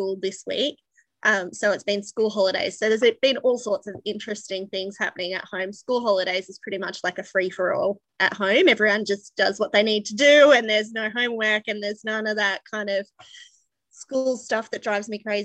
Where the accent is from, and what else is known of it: Australia; accent: Australian